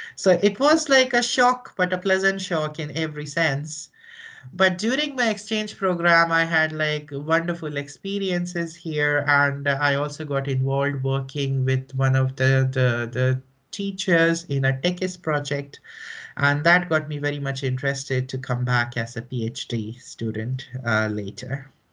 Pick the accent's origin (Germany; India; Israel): India; northern India; moved away as an adult; also born or lived in New Delhi, India; now in Finland; So I am originally from India, from northern India, uh, from a city which is not very big by Indian standards